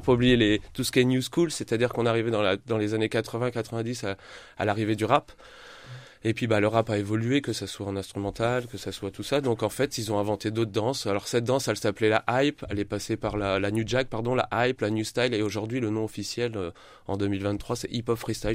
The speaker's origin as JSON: {"language": "French", "town": "Châlons-en-Champagne", "region": "Grand Est", "country": "France", "tie": "born or raised there", "also_born_or_lived": "Reims", "said": "je suis revenu revivre à Chalon euh, il y a 3-4 ans, j'ai vécu 20 ans sur Reims et j'ai voulu revenir euh, dans ma ville natale"}